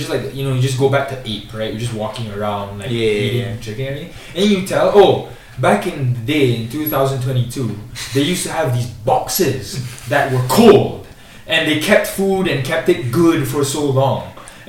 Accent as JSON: {"language": "English", "country": "Turkey", "said": "So like, yeah, I'm from Turkey."}